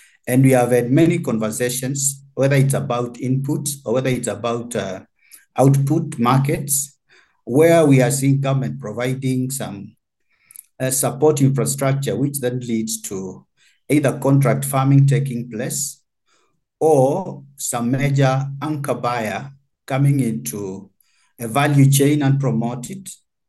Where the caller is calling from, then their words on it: Kenya; For instance, in the Kenyan context, because I'm speaking from Kenya, we have had value chains that have largely benefited from that.